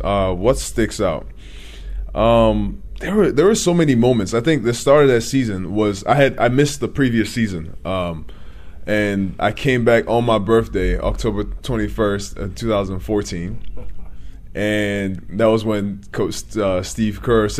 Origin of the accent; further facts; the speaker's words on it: Nigeria; now in United States; When I came from Nigeria in 2004, my uncle was trying to convince me to play basketball.